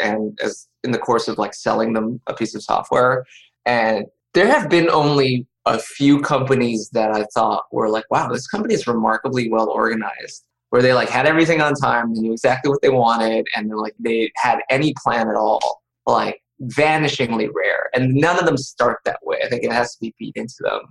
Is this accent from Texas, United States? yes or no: no; Milpitas, California, United States; I'm from Milpitas, California